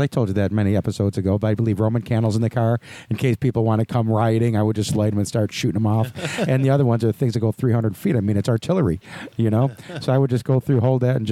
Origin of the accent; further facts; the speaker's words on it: United States; I'm an American